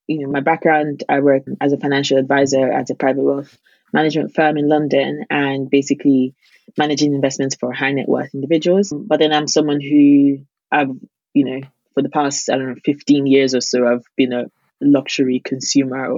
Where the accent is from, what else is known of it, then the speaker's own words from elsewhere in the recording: Nigeria; as a Nigerian